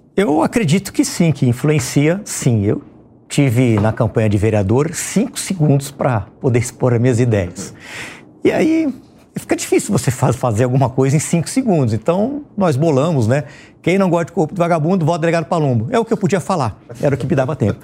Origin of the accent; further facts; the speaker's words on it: Ribeirão Preto, São Paulo, Brazil; eu me lembro lá na minha infância em Ribeirão Preto